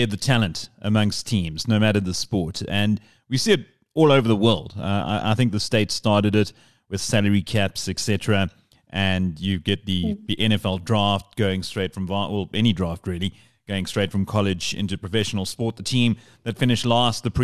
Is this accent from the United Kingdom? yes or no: no; Eastern Cape, South Africa; I come from the Eastern Cape, and Eastern Cape, rugby's everything.